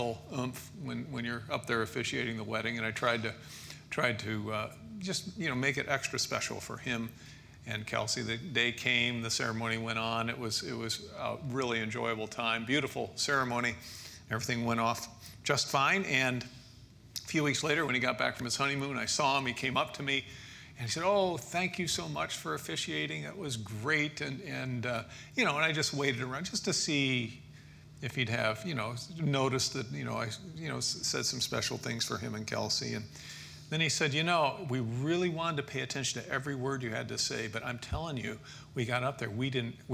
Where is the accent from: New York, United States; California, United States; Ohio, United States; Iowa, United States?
Ohio, United States; Toledo; We grew up in Toledo, Ohio